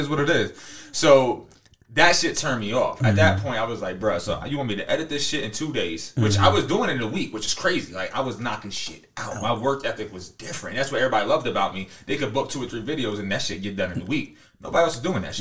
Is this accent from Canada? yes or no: no; Harrisburg, Pennsylvania, United States; I'm from Harrisburg